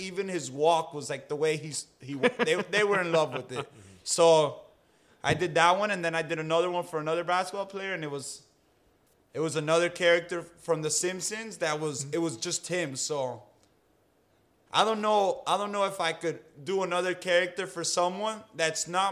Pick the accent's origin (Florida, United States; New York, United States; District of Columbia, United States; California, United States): Florida, United States; Key Biscayne; a school that I grew up going to in Key Biscayne Community School